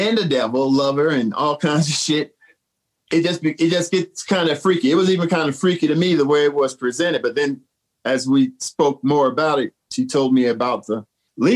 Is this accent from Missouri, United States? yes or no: yes; St. Louis, Missouri, United States; my hometown of St. Louis